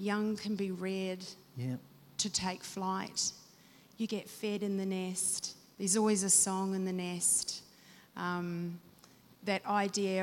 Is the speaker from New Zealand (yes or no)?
yes; New Zealand; myself being a Kiwi